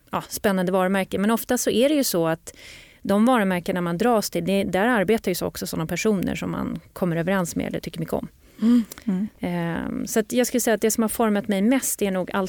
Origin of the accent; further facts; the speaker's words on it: Norrland, Sweden; jag är ju norrlänning jag, själv jag, så jag, säger kaffe.